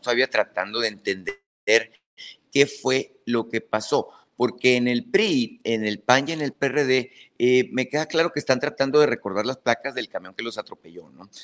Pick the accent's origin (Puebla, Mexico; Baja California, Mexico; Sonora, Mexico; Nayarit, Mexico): Sonora, Mexico; yo como sonorense que soy